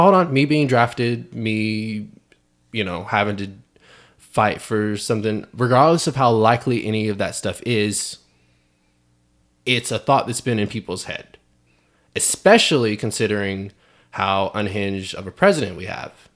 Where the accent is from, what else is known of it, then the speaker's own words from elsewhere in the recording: Fayetteville, North Carolina, United States; moved away; I'm from Fayetteville, North Carolina